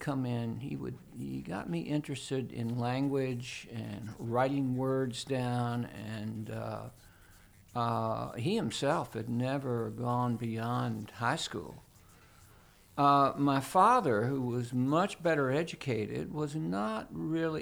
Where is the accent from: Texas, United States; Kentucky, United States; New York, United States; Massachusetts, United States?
Kentucky, United States; Louisville; I grew up in Louisville, Kentucky